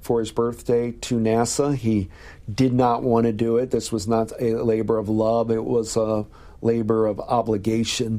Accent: Perrysburg, Ohio, United States; also born or lived in Toledo, Ohio; I was in Perrysburg

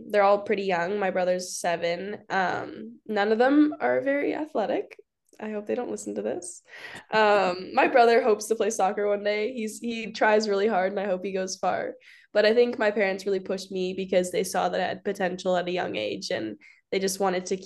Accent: Calgary, Alberta, Canada; I'm also from Calgary, Alberta, Canada, like Grace

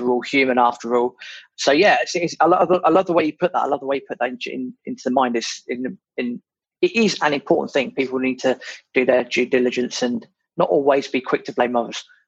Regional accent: United Kingdom; being British

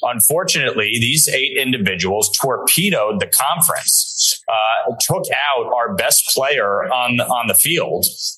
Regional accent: New York, United States; dealing with our southern border, which in my home state of New York has created an absolute calamity.

